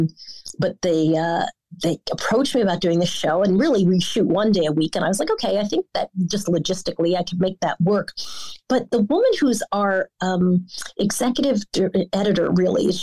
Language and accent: English; New York, United States; also born or lived in Florida; I'm much more New York and I live in Florida in the winter, but you know, I'm a New Yorker. And so, and I've been for a long time.